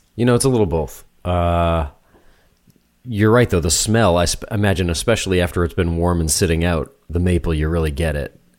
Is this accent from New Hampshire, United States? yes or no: yes; New Hampshire, United States; moved away; I'm from New Hampshire